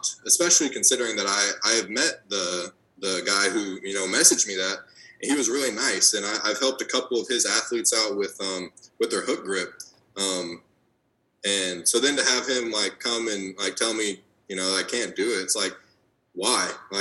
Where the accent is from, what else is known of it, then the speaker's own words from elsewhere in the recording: United States; I am American